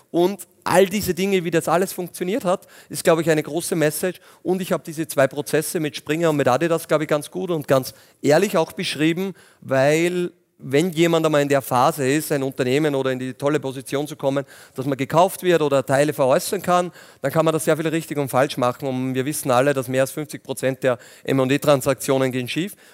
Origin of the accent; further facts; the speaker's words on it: Linz, Upper Austria, Austria; Aber bin Linzer ähm, und sehr gern auch und habe noch einen großen Bauernhof in der Nähe in Strengberger auch.